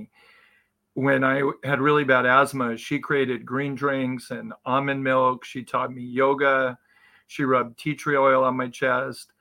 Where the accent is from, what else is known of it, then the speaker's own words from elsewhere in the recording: Palm Springs, California, United States; I was born in Southern California and raised in Palm Springs, single parent family